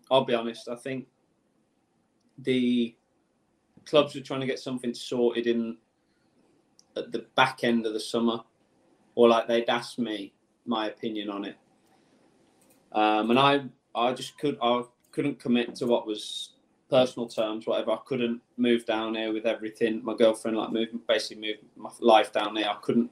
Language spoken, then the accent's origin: English; Birmingham, West Midlands, United Kingdom; I'm from Birmingham, so it was like in my home city